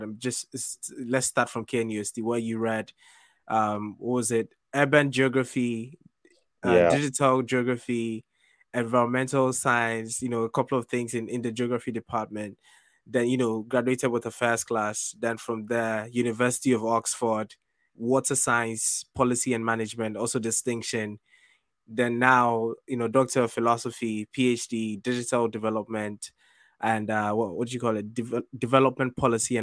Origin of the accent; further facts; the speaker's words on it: Ghana; we grew up in Ghana.